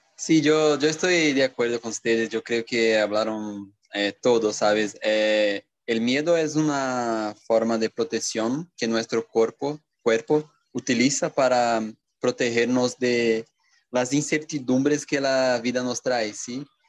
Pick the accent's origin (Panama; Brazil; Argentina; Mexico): Brazil; Cajamar, São Paulo; Spanish is a second language; soy de Cajamar, una pequeña ciudad en São Paulo